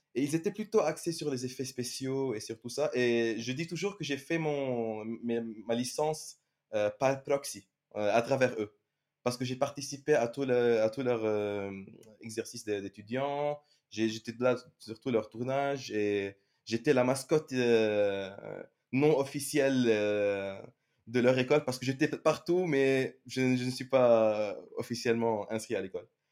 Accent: Lebanon; moved away as an adult; now in France; je suis un CG generalist du Liban

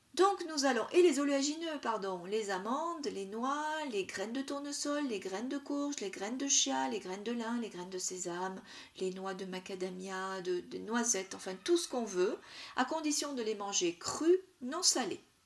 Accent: south-east France, France; dans le sud, ma région d'origine, dans le sud-est

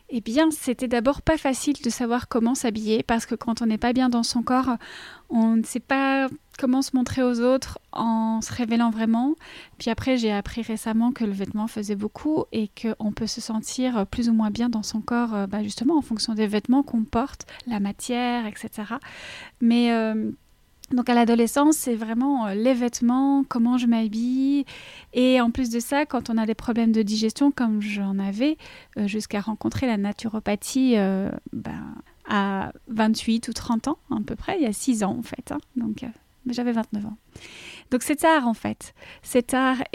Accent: Belgium; accent: Belgian; je suis belge, comme ça je mets les choses à plat. Mon petit accent, il vient de là.

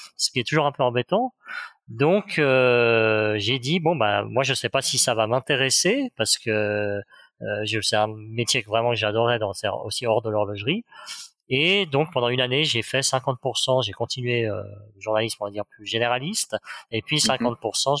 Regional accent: Geneva, Switzerland; je, viens de Genève, je viens de, de Suisse, et donc l'horlogerie finalement fait partie de notre paysage quotidien.

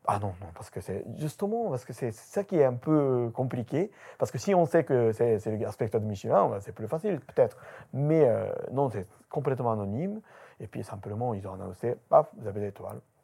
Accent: Japan; French is a second language; moved away as an adult; now in France; 8 Japonais qui installent dans Kobo

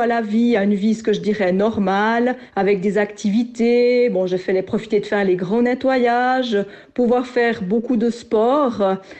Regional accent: France; en tant que Française

